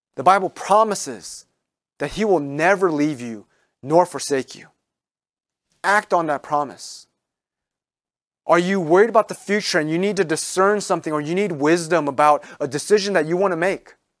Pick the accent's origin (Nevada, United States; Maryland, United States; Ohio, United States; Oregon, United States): Maryland, United States; moved away as an adult; now in New England, United States; where I grew up in Maryland